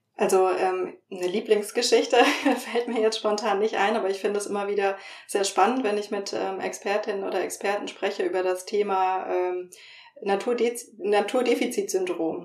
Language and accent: German; Franconia, Bavaria, Germany; moved away; also born or lived in northern Germany; ich bin in Franken aufgewachsen